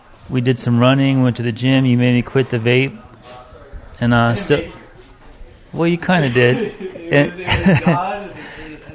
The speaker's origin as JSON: {"language": "English", "region": "California", "country": "United States", "tie": "born or raised there", "said": "I'm a fucking born and raised California, third generation"}